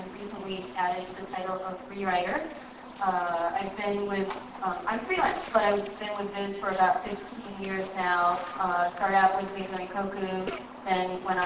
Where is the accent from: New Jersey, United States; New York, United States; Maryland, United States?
New York, United States; I'm from New York